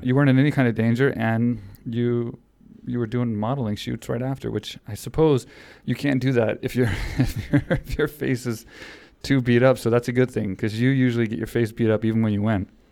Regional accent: Houston, Texas, United States; that was in my hometown

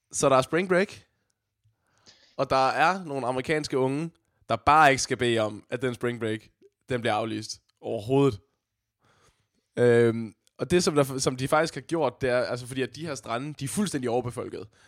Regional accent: Odense, Southern Denmark, Denmark

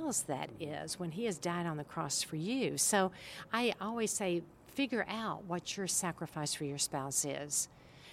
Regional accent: Oak Ridge, Tennessee, United States; born or raised there

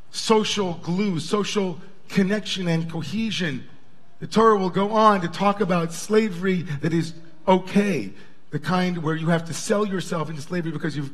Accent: Long Island, New York, United States; We grew up in Long Island, you know, they pumped our gas for us.

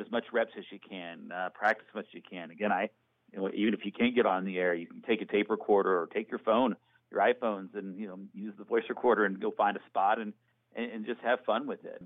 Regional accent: Norfolk, Virginia, United States; my hometown team, the Norfolk Admirals.

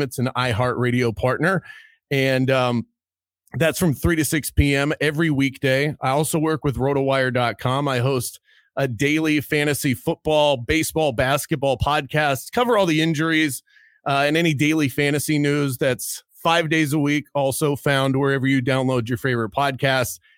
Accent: Baltimore, Maryland, United States; I'm from Baltimore, Maryland

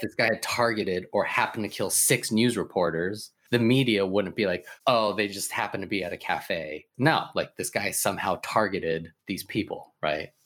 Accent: Sacramento, California, United States; growing up in Sacramento, where it was predominantly white

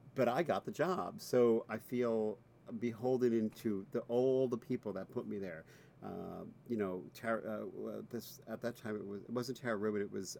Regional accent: Rockland County, New York, United States; also born or lived in Bronx, New York City; I was born in the Bronx, but then I, when I was five, we moved to Rockland County, which is about 20 minutes out of out of New York City

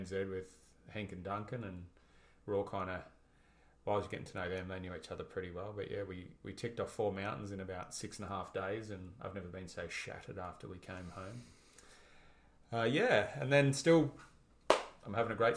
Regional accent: Australia; I went to Canada as another Aussie bum snowboarder

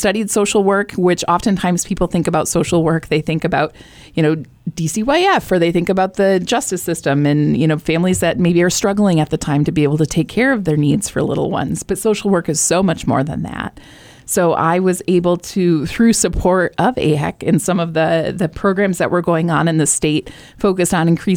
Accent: Michigan, United States; moved away as an adult; now in New Hampshire, United States; I'm from Michigan

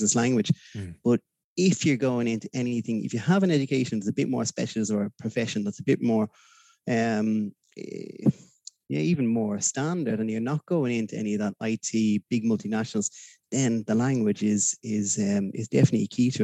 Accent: Dublin, Leinster, Ireland; moved away as an adult; now in Malmö, Sweden; growing up in Dublin

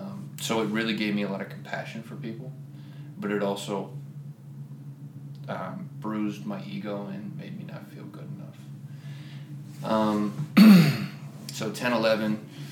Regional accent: Columbus, Ohio, United States; moved away as an adult; started for me in Columbus, Ohio. So I'm originally from Ohio.

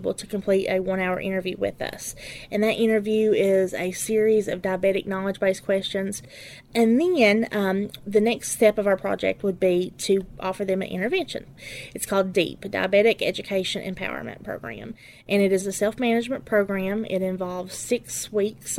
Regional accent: Letcher County, Kentucky, United States; I'm from Letcher County. I've lived in Letcher County my entire life.

